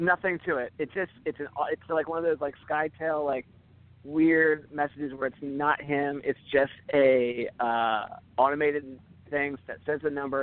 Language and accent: English; Philadelphia, Pennsylvania, United States; I'm from Philadelphia